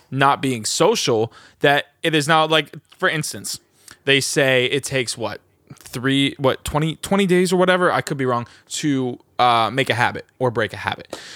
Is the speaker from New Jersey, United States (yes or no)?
yes; New Jersey, United States; born or raised there; also born or lived in Los Angeles